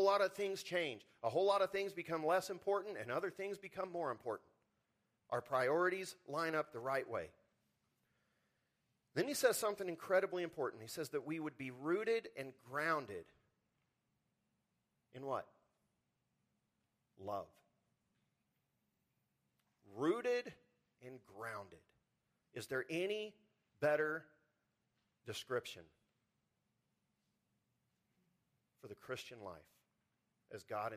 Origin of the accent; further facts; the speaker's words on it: Texas Panhandle, United States; moved away as an adult; also born or lived in Spokane, Washington; I grew up in the Texas panhandle where the wind blows constantly.